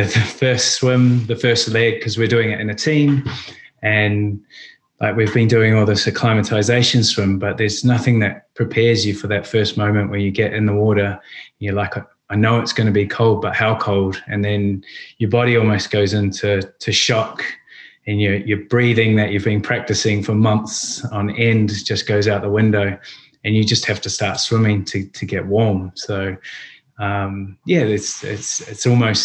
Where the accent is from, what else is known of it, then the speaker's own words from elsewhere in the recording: New Zealand; now in London, United Kingdom; being Kiwis and growing up in New Zealand, we're always so close to the ocean and the beach